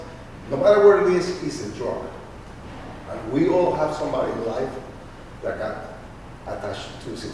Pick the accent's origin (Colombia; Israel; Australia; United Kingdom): Colombia; now in United States; I come from Colombia.